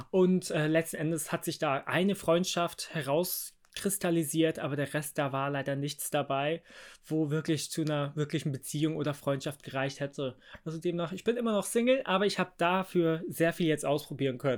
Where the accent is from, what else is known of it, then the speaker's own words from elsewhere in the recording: Bavaria, Germany; Ich meine, ich bin ja auch im Haus groß geworden. Äh, Landkreis Starnberg hat, haben wir immer noch ein Haus, quasi Familie.